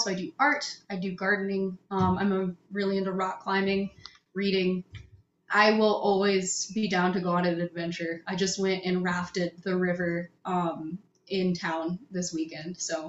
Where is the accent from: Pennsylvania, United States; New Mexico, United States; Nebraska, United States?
New Mexico, United States; Las Cruces; also born or lived in Houston, Texas; I grew up in Las Cruces. So that's like very southern, like 45 minutes from Mexico.